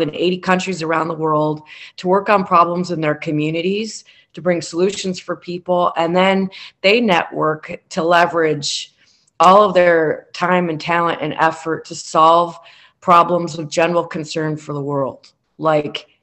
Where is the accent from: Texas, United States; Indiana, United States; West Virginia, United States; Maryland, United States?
Indiana, United States; Michigan City; my hometown of Michigan City